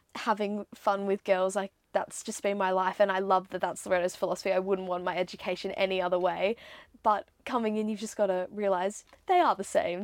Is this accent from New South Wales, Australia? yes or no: yes; Sydney, New South Wales, Australia; moved away as an adult; also born or lived in Singapore; now in Melbourne, Australia; Sydney, that is what I think of. Very home to me, obviously. Grew up there